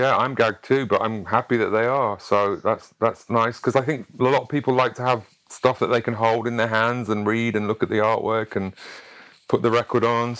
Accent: Sheffield, Yorkshire and the Humber, United Kingdom; Sheffield, which is my hometown

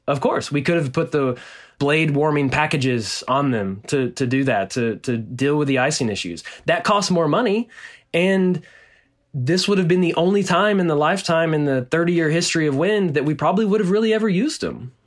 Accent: Nacogdoches, Texas, United States; born or raised there

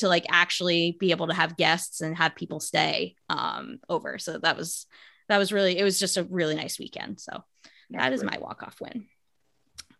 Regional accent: New Jersey, United States; moved away as an adult; also born or lived in Delaware; now in Washington, D.C., United States; my hometown brewery from where I'm from in New Jersey

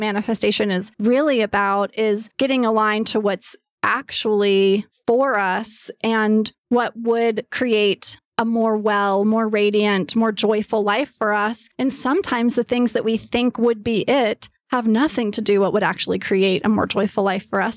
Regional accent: East Coast, United States; now in Los Angeles, United States; I grew up on the East Coast. I live in L A now.

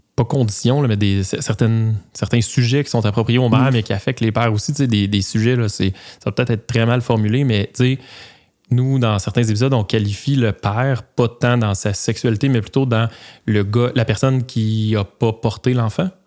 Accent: Joliette region, Quebec, Canada; moi puis mon co-animateur, on vient, de, la région de Joliette

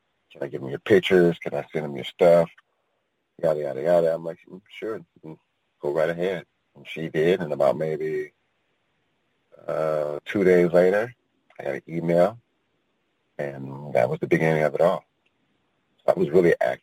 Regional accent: San Francisco Bay Area, California, United States; I'm originally from the San Francisco Bay Area, born and raised

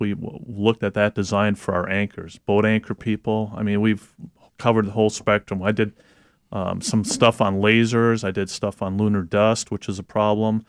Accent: Wisconsin, United States; now in Michigan, United States; I'm originally from Wisconsin. Um, now living in Michigan

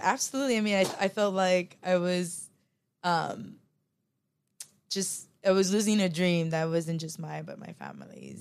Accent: Los Angeles, California, United States; moved away; also born or lived in Philippines; I grew up in South Central and, you know, born and raised in L

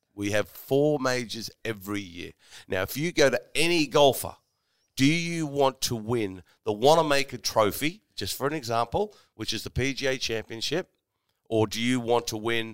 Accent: Sydney, New South Wales, Australia; I come from Sydney

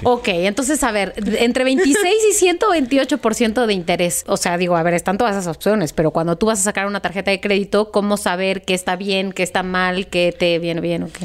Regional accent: Mexico; somos los mexicanos

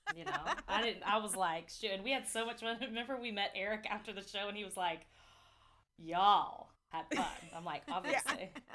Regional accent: near Atlanta, Georgia, United States; moved away; it's closest to my hometown

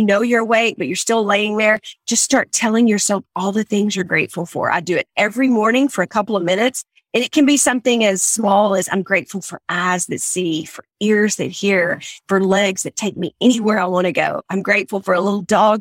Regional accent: Texas, United States; accent: country; I'm from Texas

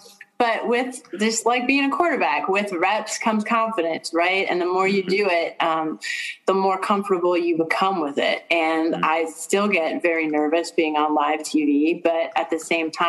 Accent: Pittsburgh, Pennsylvania, United States; I'm from Pittsburgh.

